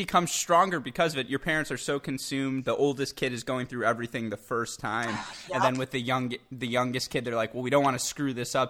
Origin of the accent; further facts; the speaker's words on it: Michigan, United States; as I am also from the Midwest. I am from your better neighbor up in Michigan.